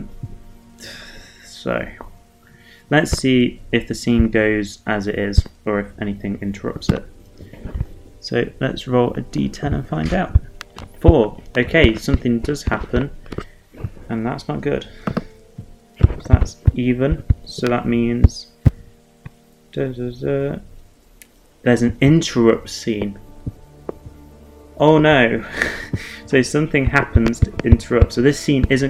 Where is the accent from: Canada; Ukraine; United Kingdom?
United Kingdom; England; I'm English